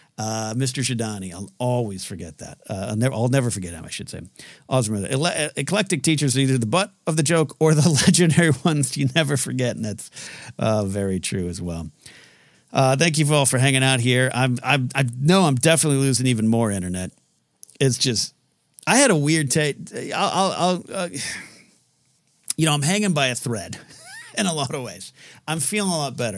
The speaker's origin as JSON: {"language": "English", "town": "Pismo Beach", "region": "California", "country": "United States", "tie": "born or raised there", "moved": "yes", "said": "I grew up on the Central Coast of California, Pismo Beach"}